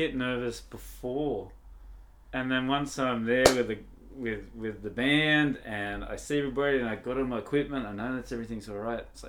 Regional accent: Australia; moved away; I'm from Australia as well.

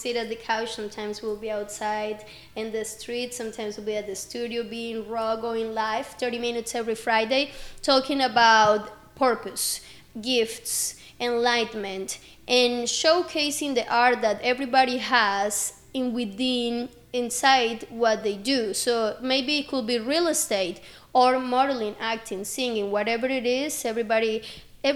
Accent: Medellín, Antioquia, Colombia; English is a second language; moved away as an adult; now in Orlando, United States; I'm originally from Medellin, Colombia, and I came here in 2016. I was 18, just about to turn

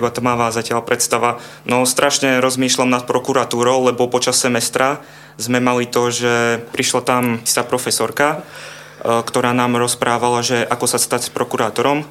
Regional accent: area around Ružomberok, Žilina Region, Slovakia; pochádzam z okolia Ružomberka

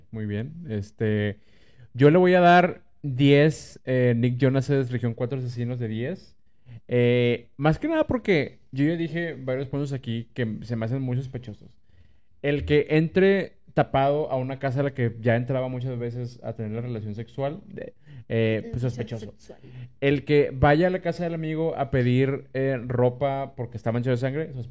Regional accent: Monterrey, Nuevo León, Mexico; si usted es regio, también díganos, yo soy regio y lo viví así, lo viví igual que ustedes.

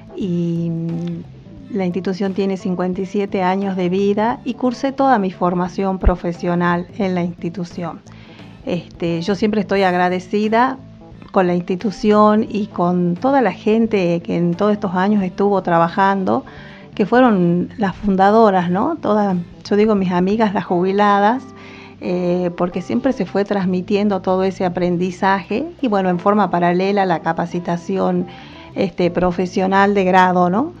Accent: Salta, Argentina; moved away as an adult; also born or lived in Tucumán; yo soy salteña

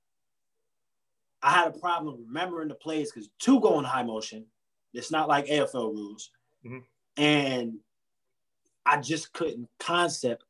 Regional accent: Niagara Falls, New York, United States; originally I'm from Niagara Falls, New York, upstate New York

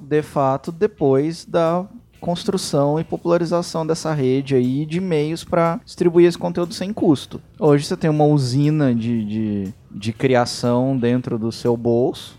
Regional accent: Guaxupé, Minas Gerais, Brazil; eu sou nativo do interior de Minas.

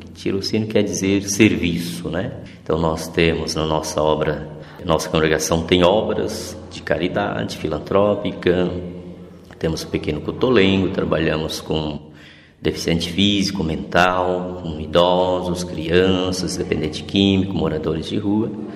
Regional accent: Glória de Dourados, Mato Grosso do Sul, Brazil; moved away; also born or lived in Porto Alegre / Florianópolis / Campo Grande / Cape Verde; Eu nasci em Glória Dourados, no Mato Grosso do Sul, em 1968

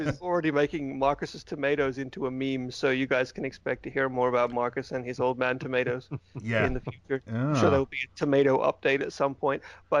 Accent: Wales, United Kingdom; I'm from Wales.

